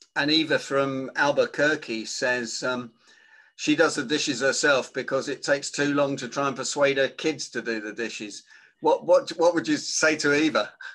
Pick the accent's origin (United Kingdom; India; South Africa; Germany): United Kingdom; I'm British